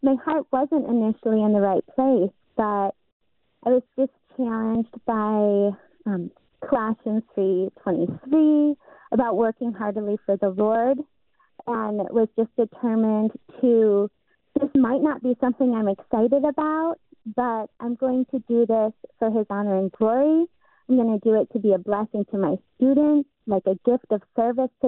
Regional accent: Michigan, United States; we're from Michigan

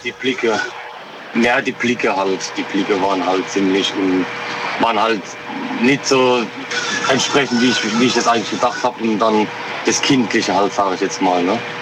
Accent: Rülzheim, Rhineland-Palatinate, Germany; aus Rülzheim, in der Pfalz

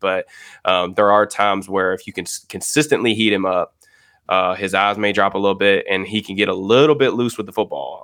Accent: Louisville, Kentucky, United States; I'm actually from Louisville, Kentucky

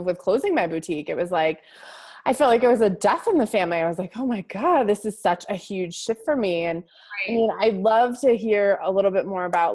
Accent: Northeast, United States; I grew up in the Northeast, which is very puritanical.

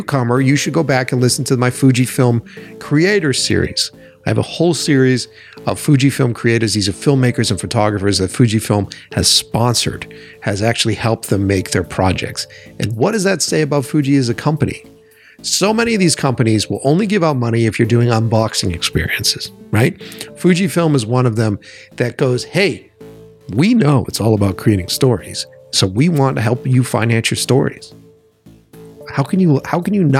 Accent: Boston, Massachusetts, United States; I grew up in Boston.

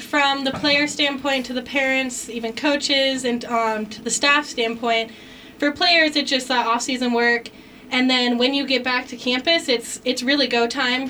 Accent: Arizona, United States; moved away as an adult; now in Kansas, United States; I'm from Arizona

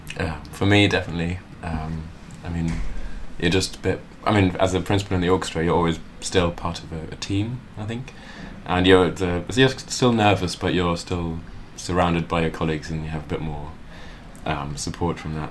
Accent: Luxembourg; now in London, United Kingdom; I'm from Luxembourg as well.

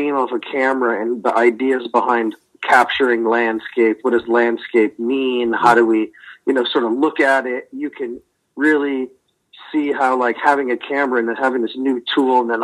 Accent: Connecticut, United States; also born or lived in Tucson, Arizona / Providence, Rhode Island; now in Rhode Island, United States; originally I'm from Connecticut, southern New England.

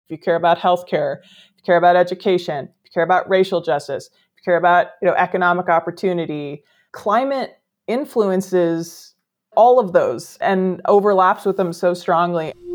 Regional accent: Midwest, United States; moved away as an adult; also born or lived in California; I grew up in the Midwest, but came out west for, for college. I've been here ever since

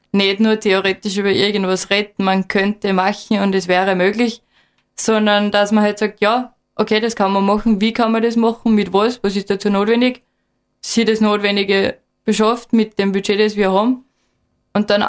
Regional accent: Admont, Styria, Austria; und bin eben aufgewachsen in Atmund und gehe seit ich klar bin immer auf die Berge im Gesäuse.

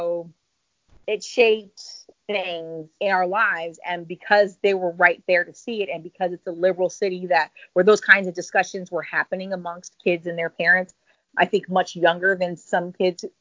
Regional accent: San Francisco, California, United States; I grew up in San Francisco, so it's just a liberal enough city

